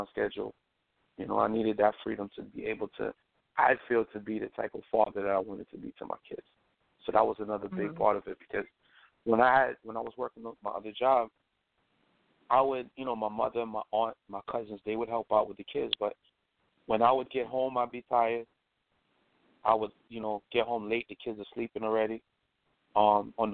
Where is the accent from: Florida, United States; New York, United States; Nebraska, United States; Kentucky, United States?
New York, United States; New York City; I grew up in Brooklyn